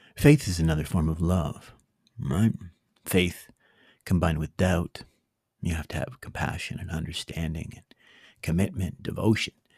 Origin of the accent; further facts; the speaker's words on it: Canada; as a Canadian